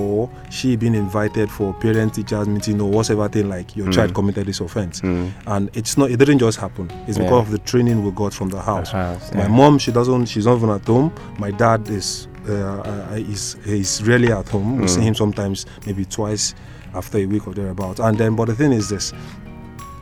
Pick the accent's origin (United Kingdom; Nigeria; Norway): Nigeria; Lagos; also born or lived in Port Harcourt / Bayelsa / Imo State; now in northern Nigeria; Grew up in Lagos